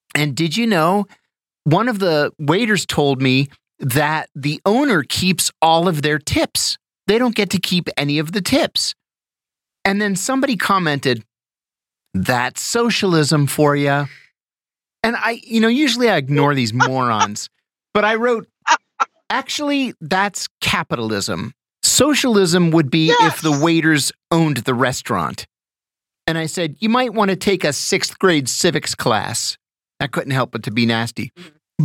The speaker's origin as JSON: {"language": "English", "town": "New Castle", "region": "Pennsylvania", "country": "United States", "tie": "born or raised there", "moved": "yes", "said": "my hometown, you know, I'm from Newcastle, Pennsylvania"}